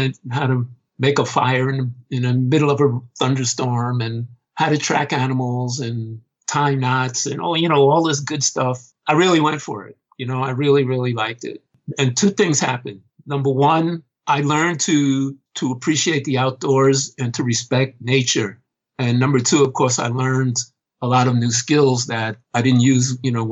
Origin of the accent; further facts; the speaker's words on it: New York City, New York, United States; My parents moved here when I was 1 year old. So I wasn't actually born in New York City, but it's the only place I've ever really known. I've been living here, again, since I was 1 year old, back when dinosaurs ruled the earth. And grew up here in the city.